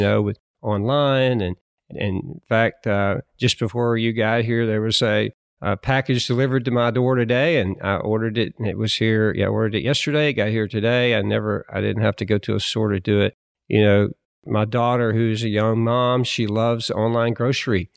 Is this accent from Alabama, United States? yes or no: yes; Alabama, United States; moved away as an adult; I grew up in Alabama